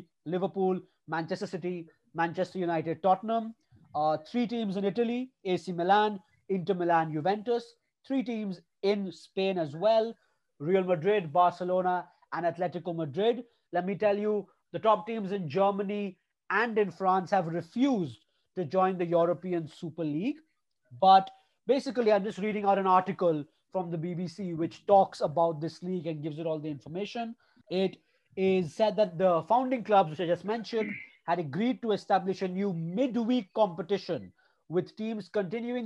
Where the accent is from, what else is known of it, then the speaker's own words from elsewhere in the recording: India; We are three fans from India who have grown up watching our teams play football.